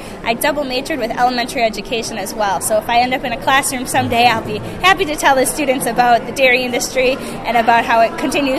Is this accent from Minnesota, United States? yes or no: no; Plymouth, Wisconsin, United States; the 61st Alice in Dairyland, and I'm originally from Plymouth in Sheboygan County, right in between Milwaukee and Green Bay